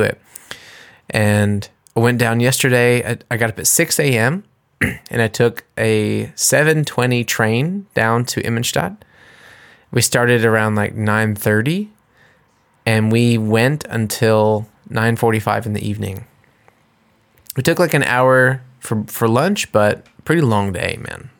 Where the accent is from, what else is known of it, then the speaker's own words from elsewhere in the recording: United States; now in Germany; I'm an American and I'm singing in English